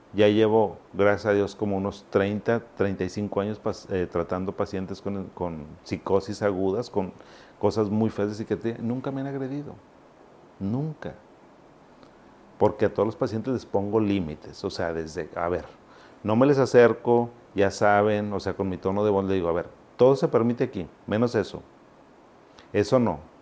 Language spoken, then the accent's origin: Spanish; Monterrey, Nuevo León, Mexico; also born or lived in Zacatecas, Mexico; yo no soy regio. Bueno, soy regio porque pues ya soy de aquí toda la vida, pero yo llegué a Monterrey a los 7, 8 años. Yo soy zacatecano